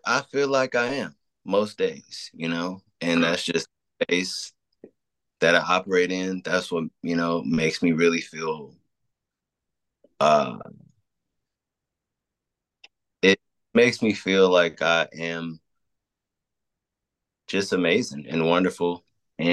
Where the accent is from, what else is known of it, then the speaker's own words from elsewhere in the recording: Chicago, Illinois, United States; I'm from Chicago